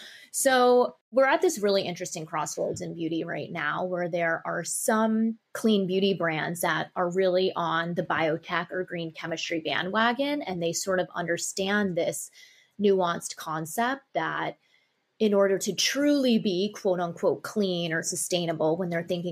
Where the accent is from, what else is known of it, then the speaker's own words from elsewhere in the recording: Tokyo, Japan; also born or lived in New York / Sydney; I was born in New York and I spent most of my childhood in Tokyo, Japan and Sydney, Australia. So I had a very cross cultural upbringing